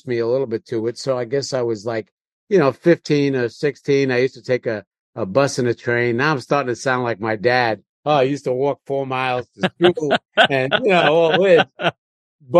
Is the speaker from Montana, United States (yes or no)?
no; New York City, New York, United States; I grew up in Queens, maybe 10 miles at the most, probably not even that far from Times Square in the city